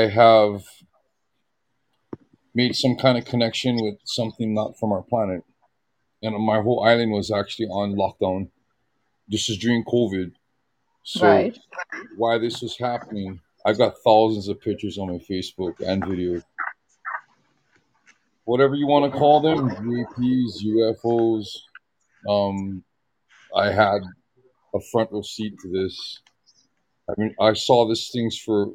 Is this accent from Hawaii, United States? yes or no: yes; Hawaii, United States; I'm originally from Hawaii